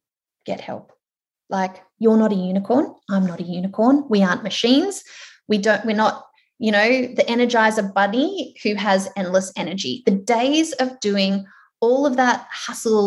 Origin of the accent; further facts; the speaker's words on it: Melbourne, Victoria, Australia; I am from Melbourne